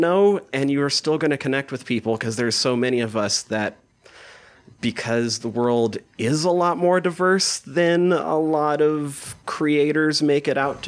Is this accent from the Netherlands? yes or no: no; Montana, United States; growing up in Montana